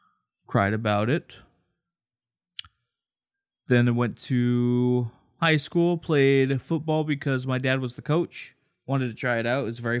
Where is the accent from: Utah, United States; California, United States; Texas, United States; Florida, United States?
California, United States; Anaheim; also born or lived in Santa Ana; I was born in Santa Ana. I've lived in Anaheim most of my life.